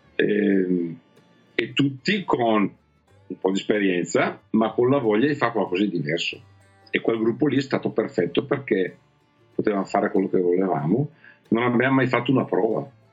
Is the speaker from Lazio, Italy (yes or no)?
no; Sarezzo, Lombardy, Italy; da piccolo sono cresciuto a Sarezzo, ho studiato a Sarezzo